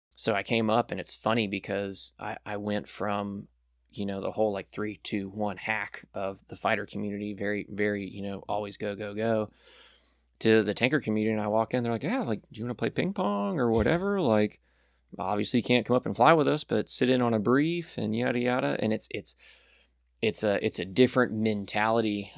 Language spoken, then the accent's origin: English; Birmingham, Alabama, United States; moved away as an adult; also born or lived in South Florida; we moved up here when I was really young, around, like, three years old